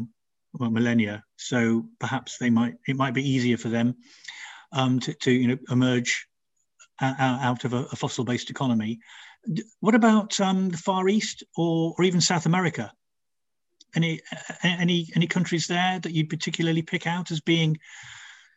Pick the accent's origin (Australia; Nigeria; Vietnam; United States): Nigeria; now in United Kingdom; I grew up in Nigeria